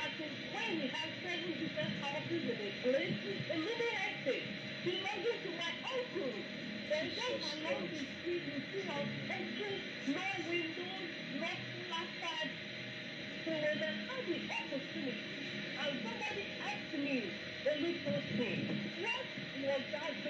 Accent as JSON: {"language": "English", "town": "Owo", "region": "Ondo", "country": "Nigeria", "said": "I am from Owo. And I grew up with my mother, who is late now"}